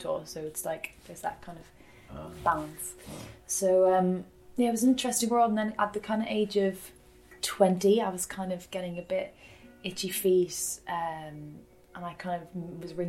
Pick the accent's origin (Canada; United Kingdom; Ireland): Ireland; Dublin, Leinster; I grew up in Clontarf by the sea